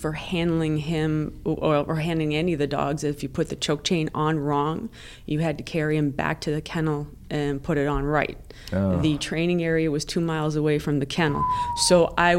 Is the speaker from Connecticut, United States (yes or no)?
yes; Connecticut, United States; also born or lived in Massachusetts / Louisiana; I was born in Massachusetts and raised, well, during the school year, Connecticut, in the summers in Louisiana.